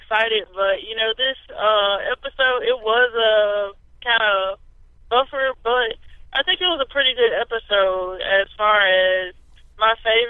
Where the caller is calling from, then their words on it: Columbia, Mississippi, United States; I'm calling from Columbia, Mississippi.